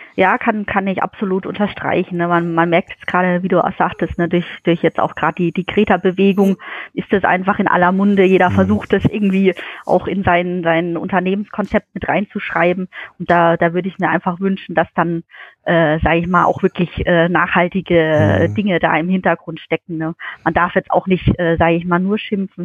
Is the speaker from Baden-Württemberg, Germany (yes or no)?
yes; Kraichgau, Baden-Württemberg, Germany; komme aus dem schönen Greichgau, äh, aus dem kleinen Örtchen Wiesloch oder auch Schaffhausen, das ist so mein, mein Heimatort, äh, wo ich 20 Jahre meines Lebens verbracht